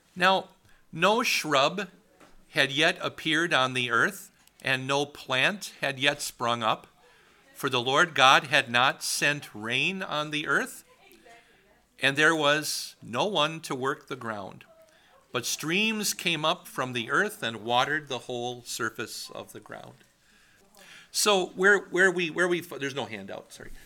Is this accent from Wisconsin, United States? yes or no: yes; Wisconsin, United States; moved away as an adult; also born or lived in Washington; I was from Wisconsin